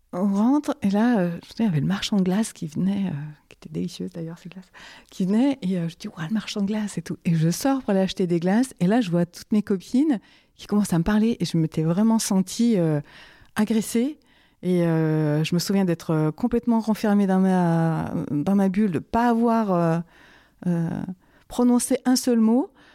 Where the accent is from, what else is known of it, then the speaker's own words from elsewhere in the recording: France; je suis née en France.